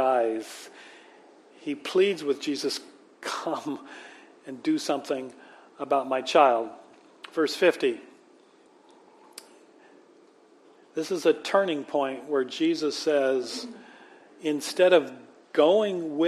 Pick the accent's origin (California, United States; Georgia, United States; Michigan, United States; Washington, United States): Washington, United States; Manchester; moved away; me growing up in Manchester, which is in Port Orchard